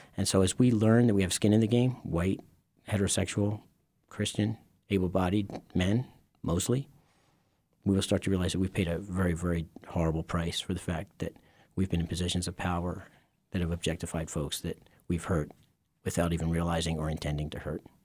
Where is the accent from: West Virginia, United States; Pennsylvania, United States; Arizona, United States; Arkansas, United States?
Pennsylvania, United States; Philadelphia; I grew up in Philadelphia